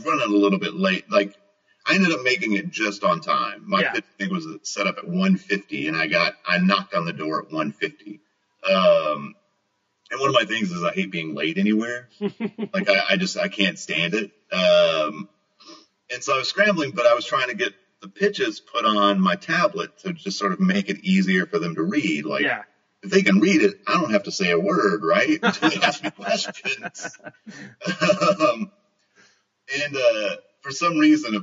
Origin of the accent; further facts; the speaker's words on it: Kentucky, United States; moved away as an adult; also born or lived in Upper Peninsula, Michigan / Okinawa, Japan; now in Portland, United States; I grew up in Kentucky, mostly.